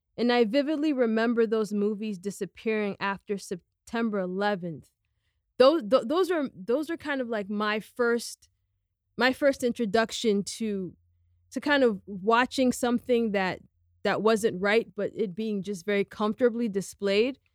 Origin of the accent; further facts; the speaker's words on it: United States; I'm a second generation American. I'm Guinean American